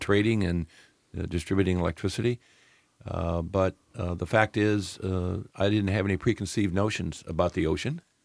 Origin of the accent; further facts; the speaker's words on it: Peoria, Illinois, United States; moved away; also born or lived in Florida; I'm a Midwest boy. I, uh, actually was born in Peoria, Illinois